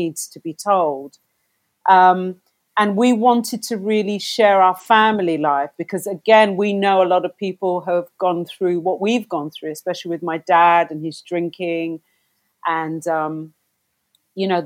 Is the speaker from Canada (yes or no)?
no; London, United Kingdom; we came from London, but different parts of London.